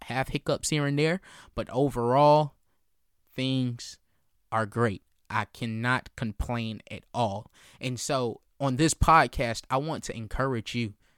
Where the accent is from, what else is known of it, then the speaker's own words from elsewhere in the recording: Columbia, South Carolina, United States; I'm born and raised in Columbia, South Carolina